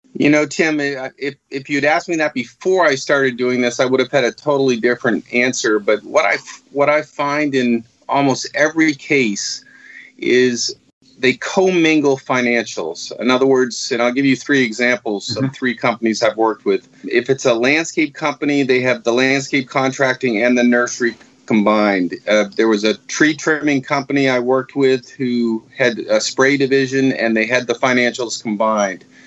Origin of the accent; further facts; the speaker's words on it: Marblehead, Massachusetts, United States; moved away as an adult; also born or lived in South Florida; I grew up in Marblehead, Massachusetts